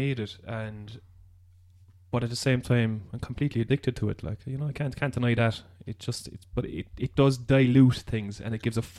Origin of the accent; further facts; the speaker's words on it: Ireland; being Irish